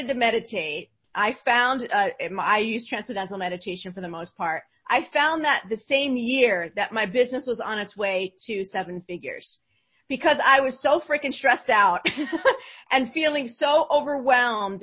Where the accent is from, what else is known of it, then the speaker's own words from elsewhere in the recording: New Jersey, United States; I'm from New Jersey